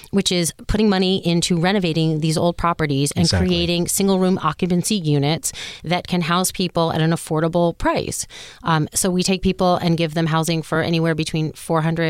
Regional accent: Miami, Florida, United States; I grew up in Miami, born and raised

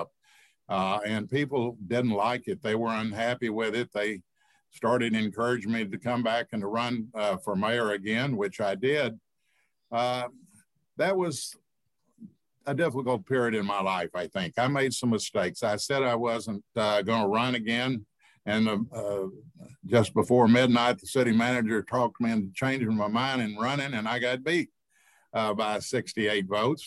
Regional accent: Grapevine, Texas, United States; I grew up here. My father was mayor when they built the lake. I grew up on Main Street

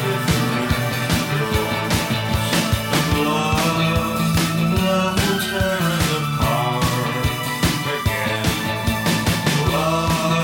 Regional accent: small town Pennsylvania, United States; I was in small town Pennsylvania

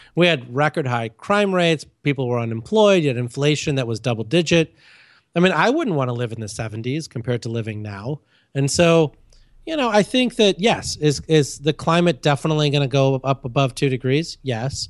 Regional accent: India; moved away; I was born in India.

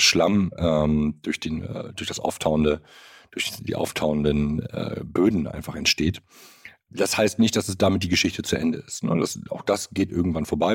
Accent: Germany; bei uns in Deutschland

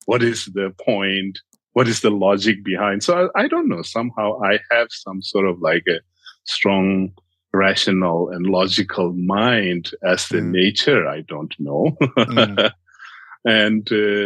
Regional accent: India; I grew up in India as a refugee child. My parents are from Tibet

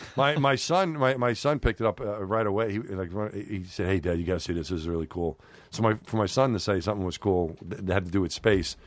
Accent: New York City, New York, United States; when I was growing up in New York

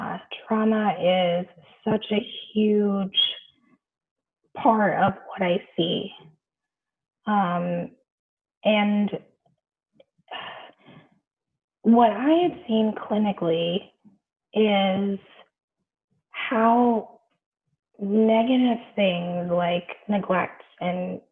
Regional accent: Bay Area, California, United States; I grew up in the Bay Area, which means that I spent a lot of time in San Francisco

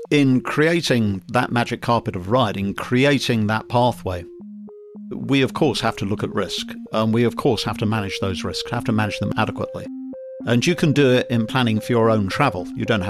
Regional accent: London, United Kingdom; moved away; I'm from London originally, and when I was 18 years old, I saw a wonderful recruiting poster for Her Majesty's Royal Marines

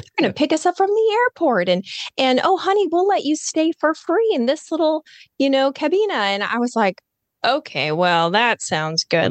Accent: Nebraska, United States; moved away; also born or lived in Florida Panhandle; up in Nebraska, so I think, like you, I'm from the Midwest

